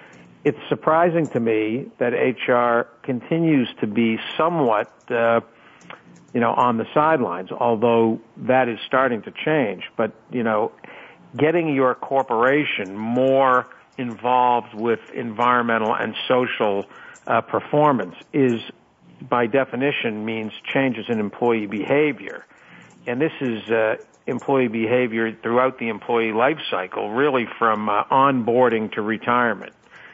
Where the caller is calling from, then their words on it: Boston, Massachusetts, United States; I'm in Boston, where the temperature has dropped again under 50 degrees.